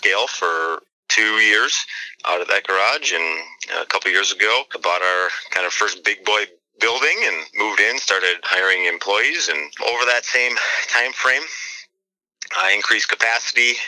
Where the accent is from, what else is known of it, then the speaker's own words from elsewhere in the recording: Iron Mountain, Michigan, United States; also born or lived in Grand Rapids, Michigan; I'm originally from the Iron Mountain area